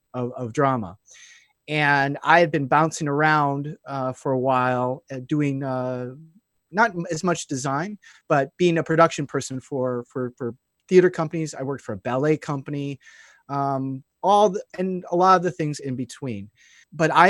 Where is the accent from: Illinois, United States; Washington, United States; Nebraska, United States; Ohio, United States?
Illinois, United States; Chicago; moved away; we got taken to the Lyric Opera in Chicago, is where I'm originally from. I'm originally from Illinois